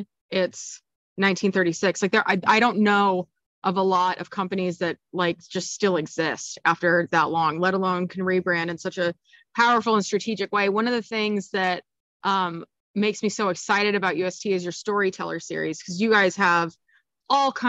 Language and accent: English; Kansas, United States; I am from Kansas and I am a former Jayhawk